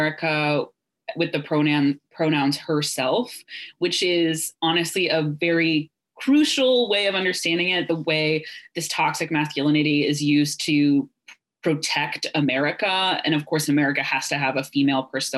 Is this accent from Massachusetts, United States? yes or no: no; Ohio, United States; I was raised evangelical in Ohio